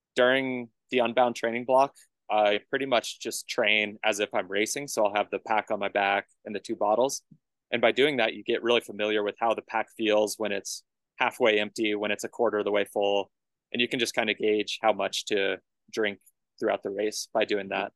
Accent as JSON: {"language": "English", "town": "Colorado Springs", "region": "Colorado", "country": "United States", "tie": "born or raised there", "also_born_or_lived": "Tucson, Arizona", "said": "I head back to Colorado Springs. That's my hometown"}